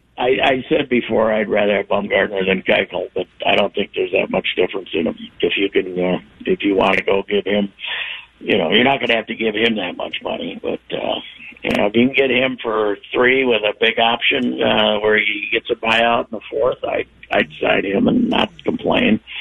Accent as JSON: {"language": "English", "region": "Minnesota", "country": "United States", "said": "to be a Minnesotan"}